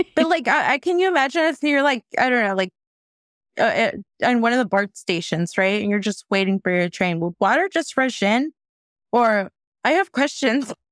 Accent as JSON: {"language": "English", "area": "the Bay Area", "region": "California", "country": "United States", "tie": "born or raised there", "said": "growing up in the Bay."}